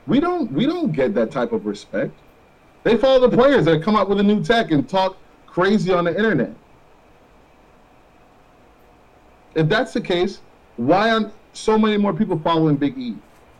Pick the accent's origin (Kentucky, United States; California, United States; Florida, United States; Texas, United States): Florida, United States; We grew up in Florida. We know that.